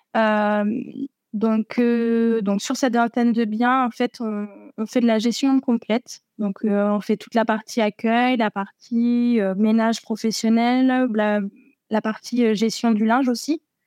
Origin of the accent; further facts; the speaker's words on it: Berry, Centre-Val de Loire, France; moved away as an adult; now in Tarbes, France; je suis originaire du Berry